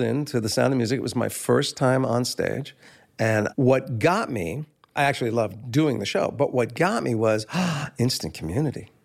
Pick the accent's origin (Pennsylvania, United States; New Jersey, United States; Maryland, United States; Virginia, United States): New Jersey, United States; Livingston; also born or lived in Maplewood; we moved from Maplewood to Livingston in that year